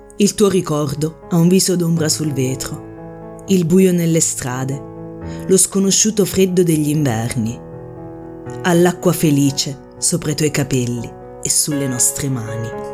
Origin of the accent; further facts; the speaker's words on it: Lanciano, Abruzzo, Italy; Io sono nata a Lanciano, sono tornata a vivere a Lanciano dove risiedo attualmente